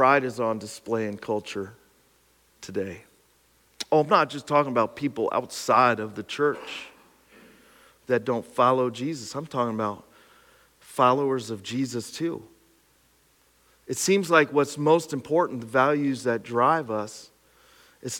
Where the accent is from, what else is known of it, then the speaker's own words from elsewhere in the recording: Pine Grove, Pennsylvania, United States; my hometown of Pine Grove